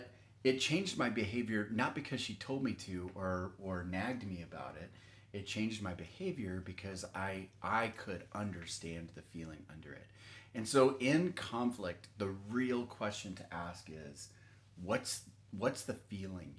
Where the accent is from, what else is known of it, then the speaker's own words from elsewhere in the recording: Texas, United States; I grew up in Texas and we didn't lock anything